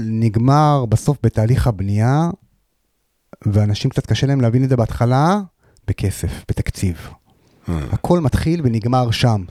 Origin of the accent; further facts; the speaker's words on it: Hadera, Haifa District, Israel; אני בן 45, מחדרה, נשוי, פלוס שלושה